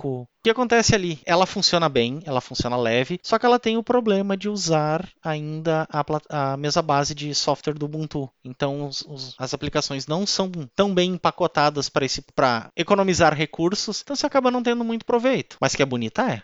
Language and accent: Portuguese; Ivoti, Rio Grande do Sul, Brazil; Eu venho da cidade de Ivoti, aqui na Grande Porto Alegre, pezinho da Serra, assim como Bento Gonçalves e Caxias